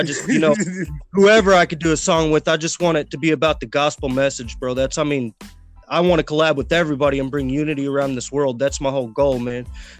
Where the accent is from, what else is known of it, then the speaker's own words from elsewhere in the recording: Kansas City, Missouri, United States; I'm from Kansas City, Missouri, man.